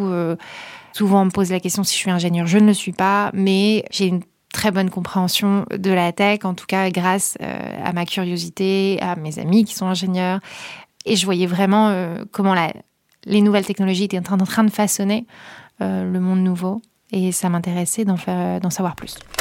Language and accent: French; near Calais, Hauts-de-France, France; je viens de là-bas, pas de Calais, mais de pas loin